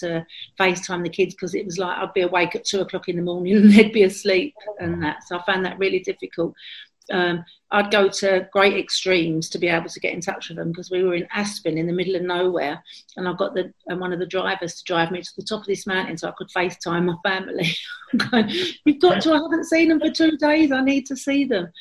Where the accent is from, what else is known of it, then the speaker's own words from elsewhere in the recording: London, United Kingdom; I've got lots of really happy memories of growing up in Islington, where I still live. I've never lived in any other area.